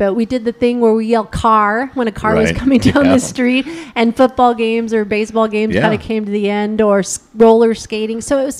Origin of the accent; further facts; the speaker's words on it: Los Angeles, California, United States; Grew up in one house and one house only in Sun Valley, California. It's a little town.